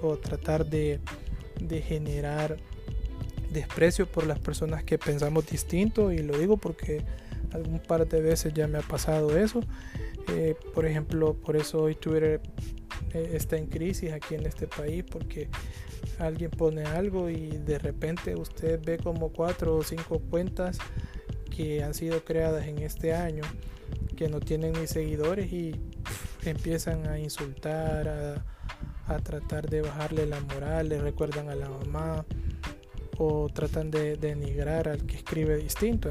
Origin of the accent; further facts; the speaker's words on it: El Salvador; todos somos salvadoreños